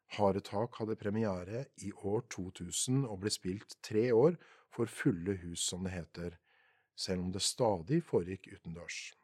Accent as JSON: {"language": "Norwegian", "town": "Porsgrunn", "region": "Telemark", "country": "Norway", "tie": "born or raised there"}